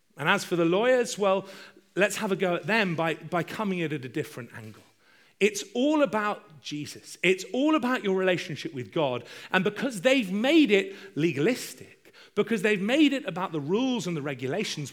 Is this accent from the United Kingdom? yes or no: yes; United Kingdom; I'm British